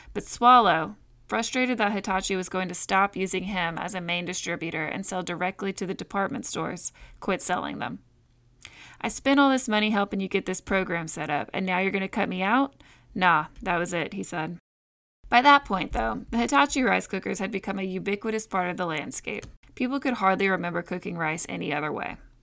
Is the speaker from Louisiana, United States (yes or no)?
yes; Evangeline Parish, Louisiana, United States; Growing up in Evangeline Parish